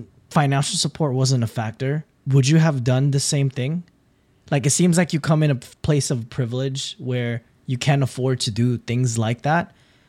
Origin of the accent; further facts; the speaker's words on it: Philippines; now in United States; Like, I'm originally from the Philippines and I had to assimilate myself in an American culture. I'm unapologetically Filipino, and parts of me, but I'm just as American as I am as Filipino.